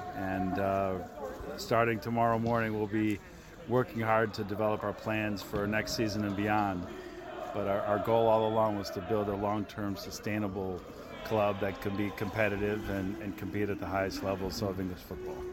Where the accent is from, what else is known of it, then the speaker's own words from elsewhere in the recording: United States; as an American